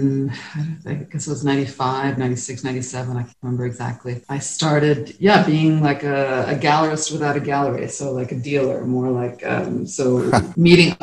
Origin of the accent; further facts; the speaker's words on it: Toronto, Ontario, Canada; moved away as an adult; also born or lived in France; now in Prague, Czech Republic; I am Canadian, but from the English-speaking part of Canada, from Toronto.